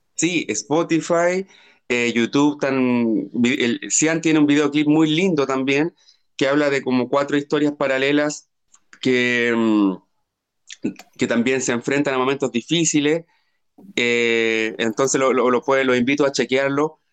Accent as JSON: {"language": "Spanish", "country": "Chile", "also_born_or_lived": "Santiago, Chile", "moved": "as an adult", "said": "no soy de la capital de Chile, no soy de Santiago, soy de región"}